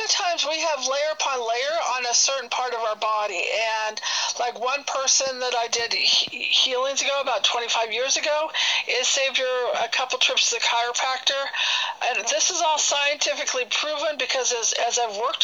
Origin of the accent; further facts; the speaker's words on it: Bay Area, California, United States; moved away as an adult; now in Reno, United States; I'm from the Bay Area, but now I'm in Reno, Nevada